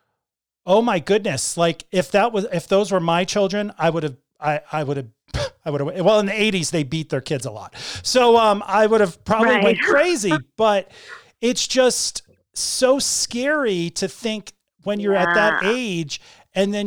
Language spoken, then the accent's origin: English; Connecticut, United States; moved away; also born or lived in Northern California; when I was growing up in Connecticut